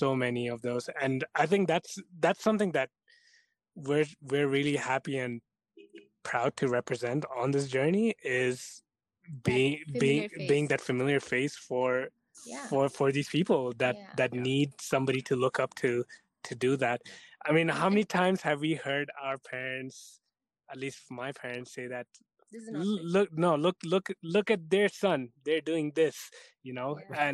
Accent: India; now in Canada; we're from India.

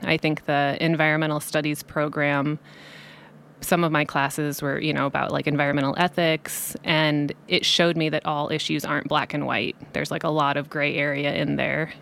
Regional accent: Cedar Falls, Iowa, United States; moved away as an adult; also born or lived in Colorado; now in Nevada County, United States; I grew up in Cedar Falls, Iowa, Northeast Iowa. Um, so I lived there until I was eighteen

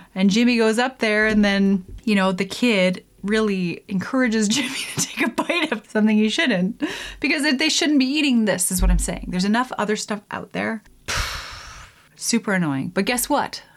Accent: Canada; I'm Canadian

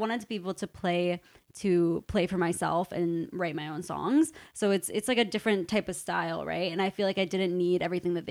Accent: Mississauga, Ontario, Canada; I'm from Mississauga

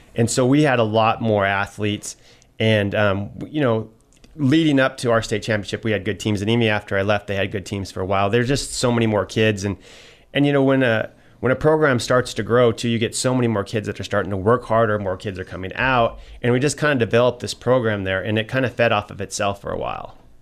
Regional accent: Troy, Montana, United States; it was a neat thing growing up in Troy because, first of all, Troy, some of you may not know, it's a tiny little town

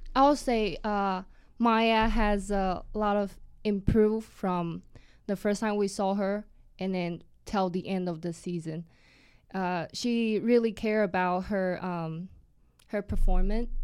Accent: Taiwan; moved away as an adult; now in United States; I'm from Taiwan originally

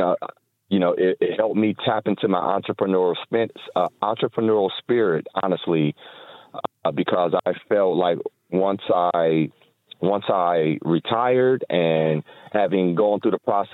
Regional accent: Toledo, Ohio, United States; Toledo, Ohio.

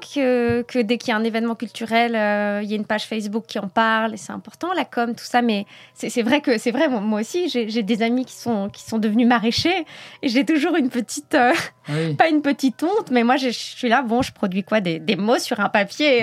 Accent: France; moved away as an adult; now in Belgium; en tant que Française qui arrive en Belgique

